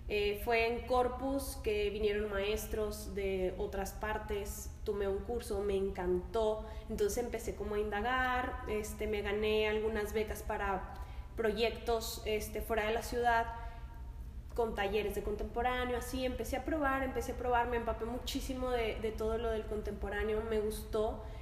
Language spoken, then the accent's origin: Spanish; Lerdo, Durango, Mexico; Bueno, pues eh, yo soy de Lerdo Durango, tengo 25 años, estoy dentro de la danza desde los 15 años.